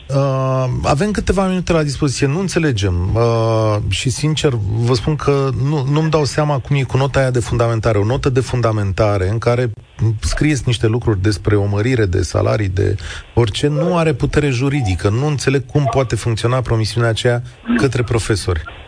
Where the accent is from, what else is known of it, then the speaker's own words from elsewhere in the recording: Moldavia, Romania; eu sunt moldovean